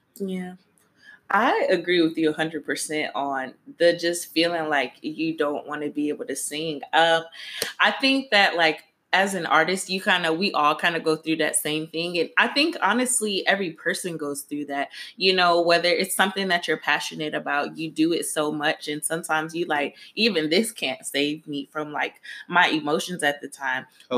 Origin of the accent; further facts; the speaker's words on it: Detroit, Michigan, United States; now in Atlanta, United States; I am from Detroit, but I represent both Detroit and Atlanta because that's where I'm currently living.